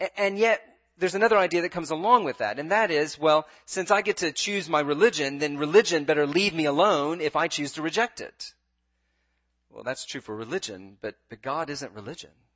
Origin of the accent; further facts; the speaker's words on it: United States; as an American